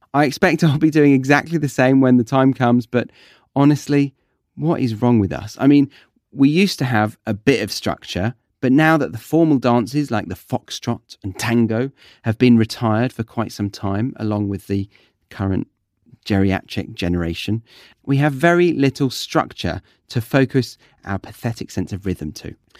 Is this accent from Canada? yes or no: no; United Kingdom; I'm just being British.